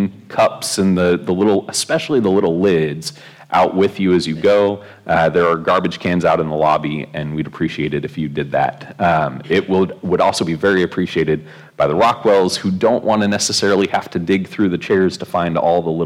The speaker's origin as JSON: {"language": "English", "region": "Oregon", "country": "United States", "tie": "born or raised there", "said": "growing up in Oregon"}